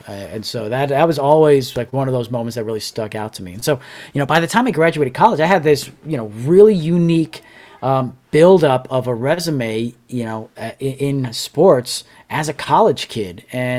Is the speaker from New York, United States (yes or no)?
yes; New York City, New York, United States; now in Bakersfield, United States; growing up in Staten Island in New York